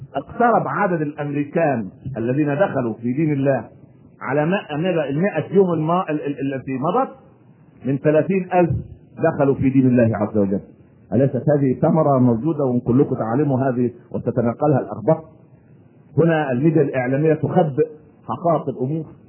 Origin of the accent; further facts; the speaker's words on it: Egypt; إحنا عندنا في مصر